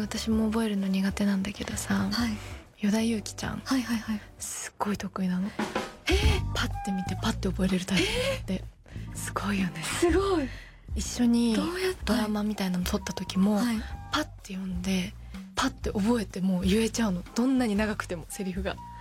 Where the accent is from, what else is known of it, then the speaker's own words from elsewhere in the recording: Tohoku, Japan; 地元の東北